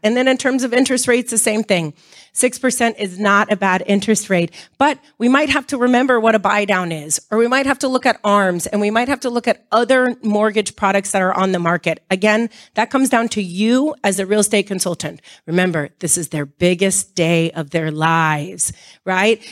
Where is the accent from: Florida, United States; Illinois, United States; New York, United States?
Florida, United States; Miami; I grew up in Miami